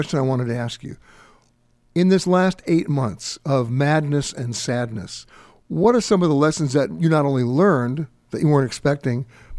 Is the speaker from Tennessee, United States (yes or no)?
no; New York City, New York, United States; I'm born and raised in New York. I went to high school in the Bronx. I haven't been back to the Bronx in a long time.